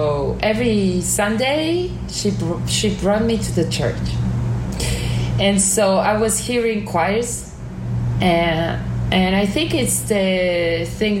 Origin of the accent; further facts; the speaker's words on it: Normandy, France; I was living in a village, kind of, in Normandy, in the north of France